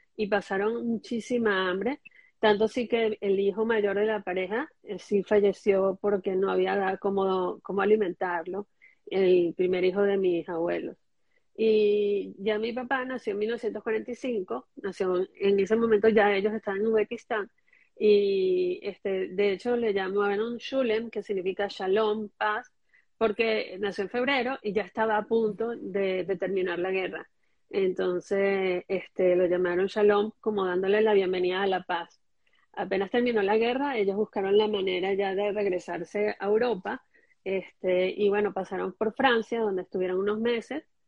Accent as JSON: {"language": "Spanish", "town": "Caracas", "region": "Capital District", "country": "Venezuela", "tie": "born or raised there", "said": "cuando yo nací, ellos ya vivían en el Parque Residencial San Bernardino"}